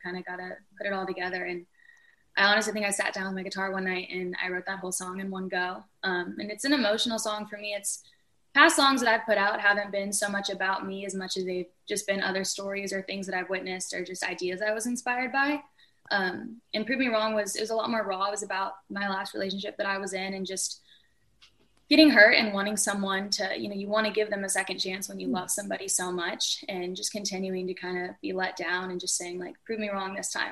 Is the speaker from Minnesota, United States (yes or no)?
no; Melbourne Beach, Florida, United States; moved away as an adult; now in Nashville, United States; I was born and raised in Melbourne Beach, Florida.